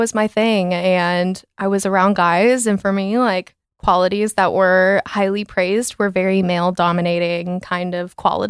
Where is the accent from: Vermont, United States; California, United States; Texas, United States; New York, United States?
Texas, United States; Coppell; But I grew up in Coppell, really like stereotypical life up until like I got to like my late middle school, early high school.